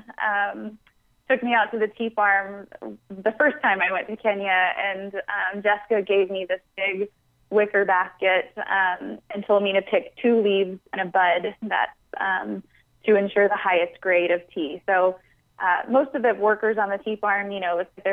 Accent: Atlanta, Georgia, United States; Atlanta, which is my hometown

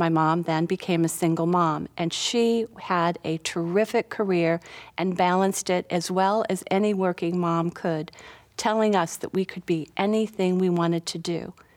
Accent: Minnetonka, Minnesota, United States; now in South Carolina, United States; I grew up in Minnetonka, Minnesota

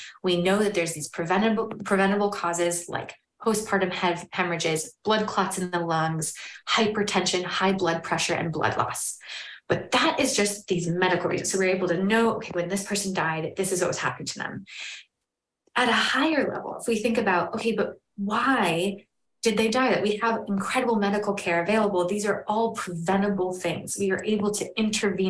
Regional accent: New Hampshire, United States; And I'm from New Hampshire. I'm originally from a rural area

